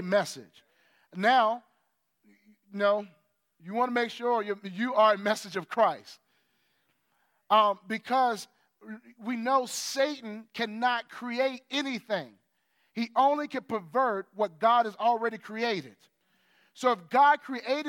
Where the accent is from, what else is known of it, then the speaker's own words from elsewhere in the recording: United States; as an American